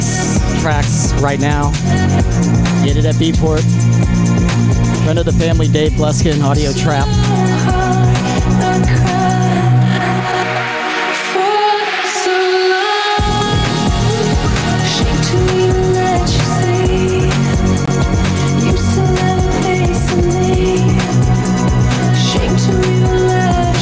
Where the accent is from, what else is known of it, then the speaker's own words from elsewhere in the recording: Tampa, Florida, United States; We grew up together in Tampa